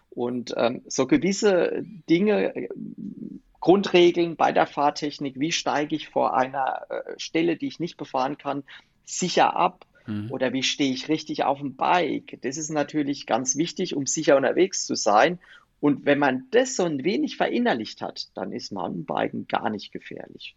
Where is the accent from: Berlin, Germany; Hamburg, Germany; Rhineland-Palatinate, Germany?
Rhineland-Palatinate, Germany; Palatinate Forest; der Pfälzerwald mir äh, mit meiner Heimat besonders am Herzen liegt